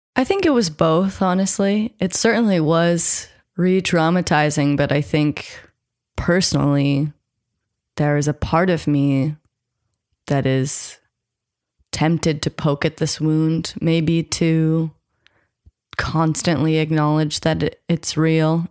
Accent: United States; I grew up American, I'm half white, I have all of the entitlement that comes with being American

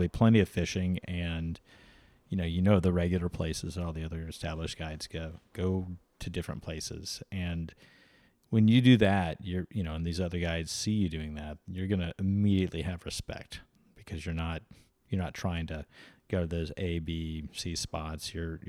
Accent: Destin, Florida, United States; He's a fighter pilot over where I grew up near Destin.

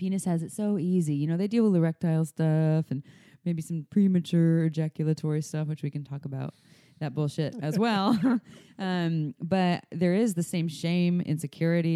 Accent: United States; I'm the American

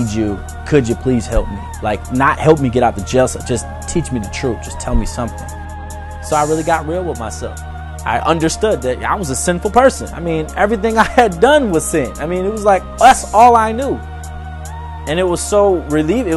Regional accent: Detroit, Michigan, United States; also born or lived in Madison Heights, Michigan; I'm from Detroit, Michigan. You know, I really grew up in a broken home. Was in Madison Heights until I was about 11 years old.

